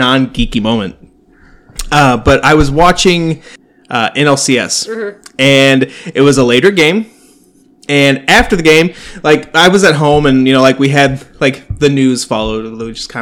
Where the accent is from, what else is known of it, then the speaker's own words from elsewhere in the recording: United States; I'm from Hamilton County